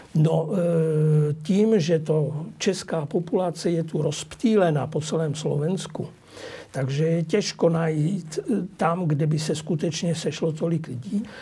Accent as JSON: {"language": "Czech", "country": "Czechia", "moved": "yes", "lives_now": "Bratislava, Slovakia", "said": "mé rodině na Moravu a do Čech"}